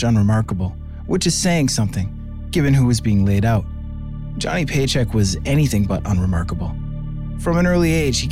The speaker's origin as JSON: {"language": "English", "town": "Clinton", "region": "Massachusetts", "country": "United States", "tie": "born or raised there", "said": "my hometown of Clinton, Massachusetts"}